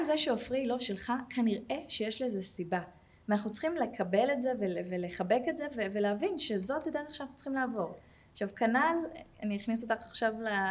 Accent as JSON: {"language": "Hebrew", "town": "Jerusalem", "region": "Jerusalem District", "country": "Israel", "also_born_or_lived": "Tel Aviv, Israel", "moved": "yes", "lives_now": "Herzliya, Israel", "said": "אני ירושלמית במקור, גרתי 20 שנה בתל אביב"}